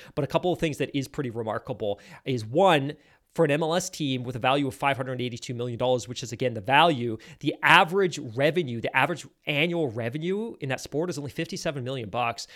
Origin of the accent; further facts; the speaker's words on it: United Kingdom; I'm British